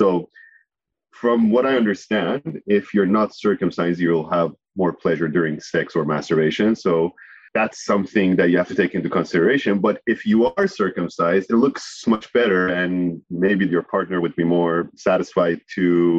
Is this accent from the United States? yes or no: no; Iran; moved away as an adult; this was the early days when I was coming from Iran.